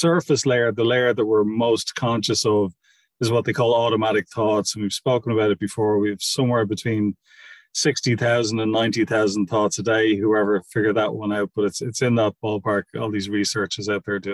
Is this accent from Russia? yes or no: no; Ireland; we were raised in Catholic schools in Ireland